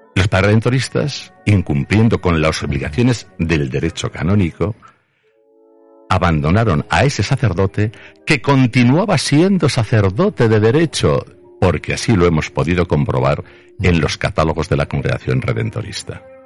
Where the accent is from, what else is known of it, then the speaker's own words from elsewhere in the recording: Zaragoza, Aragon, Spain; creo que fuimos dos personas de Zaragoza